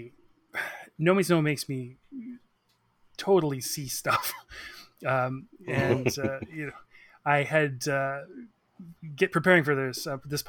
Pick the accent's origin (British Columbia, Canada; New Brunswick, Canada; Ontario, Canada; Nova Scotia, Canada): British Columbia, Canada; Victoria; moved away as an adult; now in Vancouver, Canada; I'm from Victoria